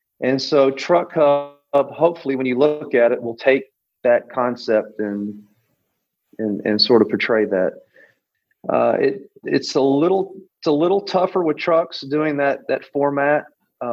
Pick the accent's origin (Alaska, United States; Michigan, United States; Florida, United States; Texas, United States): Texas, United States; Pasadena; I'm from Pasadena, Texas. I'm just a redneck at heart.